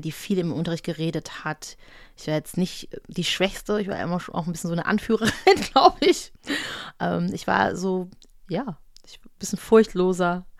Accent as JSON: {"language": "German", "town": "Düsseldorf", "region": "North Rhine-Westphalia", "country": "Germany", "tie": "born or raised there", "said": "also ich bin in Düsseldorf aufgewachsen"}